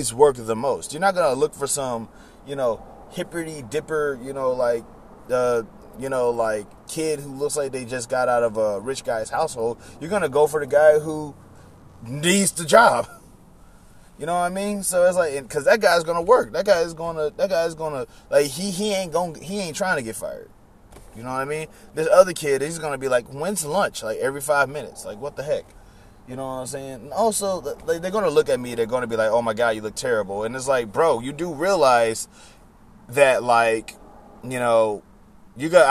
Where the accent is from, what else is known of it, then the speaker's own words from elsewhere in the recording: Baton Rouge, Louisiana, United States; moved away; Baton Rouge is my hometown